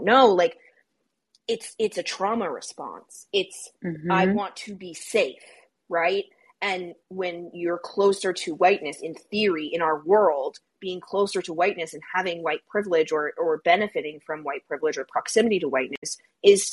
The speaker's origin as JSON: {"language": "English", "country": "United States", "said": "We, as American Jews"}